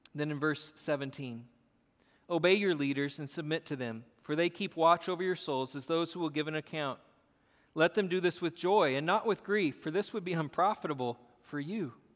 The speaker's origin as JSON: {"language": "English", "country": "United States", "said": "We are American"}